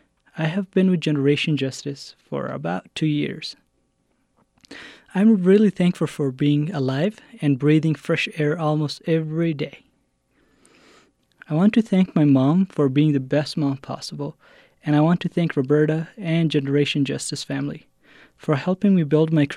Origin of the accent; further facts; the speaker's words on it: Afghanistan; now in Albuquerque, United States; I am 20 years old. I'm African-American, originally from Afghanistan, and I am from Pashtun tribe Alikozai.